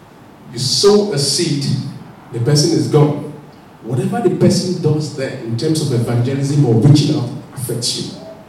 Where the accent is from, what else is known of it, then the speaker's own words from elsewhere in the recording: Nigeria; remember when I first came to this country, I couldn't push the pushchair. I felt, it was new now, I was just coming from Nigeria, I pushed the pushchair.